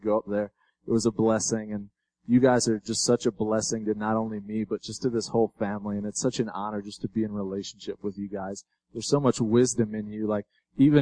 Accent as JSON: {"language": "English", "town": "Chicago", "region": "Illinois", "country": "United States", "said": "I'm from Chicago"}